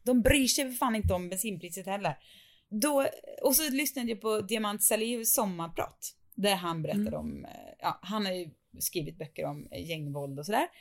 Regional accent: Sweden; vi svenskar

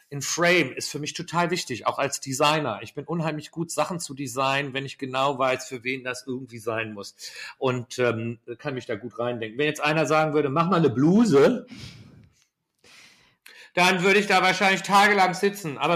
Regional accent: Schleswig-Holstein, Germany; moved away; also born or lived in London; bei uns in Deutschland

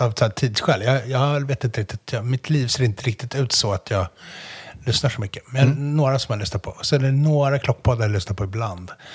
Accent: Umeå, Västerbotten County, Sweden; jag är från Umeå

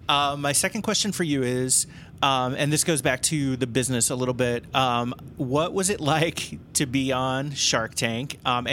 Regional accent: Cincinnati, Ohio, United States; moved away as an adult; also born or lived in Chicago, Illinois; now in Glenview, United States; I grew up in the Cincinnati area

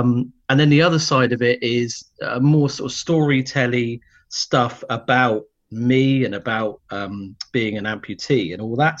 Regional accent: Cornwall, South West England, United Kingdom; now in London, United Kingdom; I'm in London, but I'm originally from Cornwall.

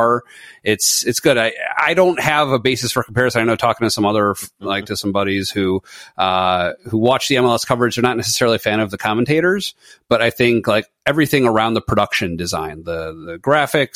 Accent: United States; I'm an American

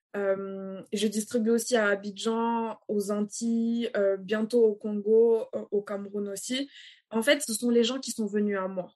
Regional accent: Dakar, Senegal; moved away as an adult; also born or lived in Cape Verde / Benin; now in France; Je suis née, j'ai grandi à, à Dakar jusqu'à l'âge de mes 18 ans.

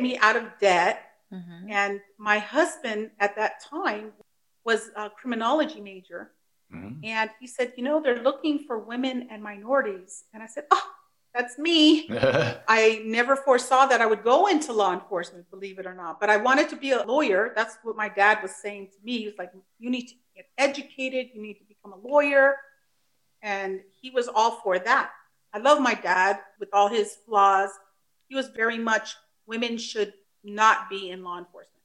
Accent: United States; first language Spanish; English is a second language; also born or lived in Mexico (ancestry); I'm a first generation American. My parents immigrated from Mexico. Spanish is my first language. I am English dominant now. I work in the San Francisco area.

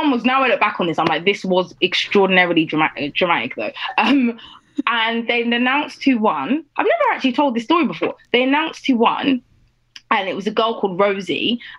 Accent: Nigeria; I guess I'm Nigerian, I knew that I had to do whatever I was going to do to like the best of my ability.

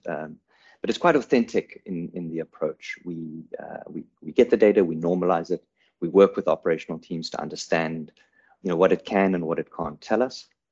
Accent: South Africa; also born or lived in Cape Town; I'm a, I'm a South African based in, in Cape Town

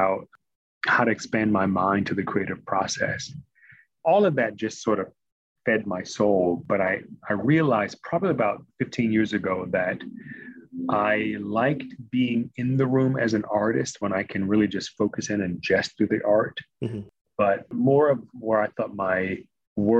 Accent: Washington, District of Columbia, United States; moved away as an adult; also born or lived in Maryland / Massachusetts; Born and raised in Lower Northwest, D.C., product of D.C. public schools

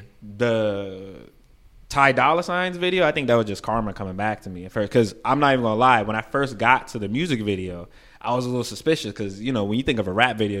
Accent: New York City, New York, United States; moved away as an adult; now in California, United States; I'm from Brooklyn. I host events back home. Moved to California

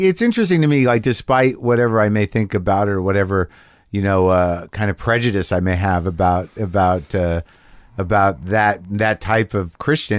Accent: New Mexico, United States; I grew up in New Mexico

